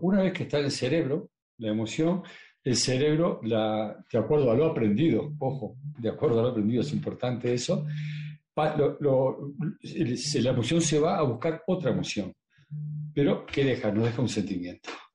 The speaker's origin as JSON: {"language": "Spanish", "country": "Uruguay", "tie": "born or raised there", "moved": "yes", "said": "yo ahora vengo de, vengo de Uruguay eh, y me, visité todas las casas que yo he vivido"}